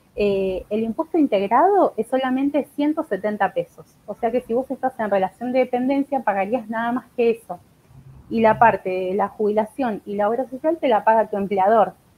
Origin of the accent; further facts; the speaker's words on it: Buenos Aires, Argentina; soy de acá de Buenos Aires.